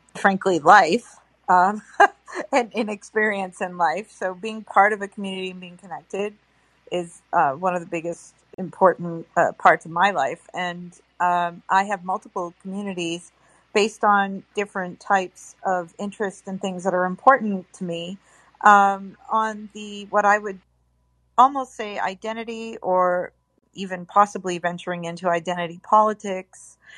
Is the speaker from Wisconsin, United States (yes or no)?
no; Boston, Massachusetts, United States; moved away; I was born and raised in Boston of Italian Irish descent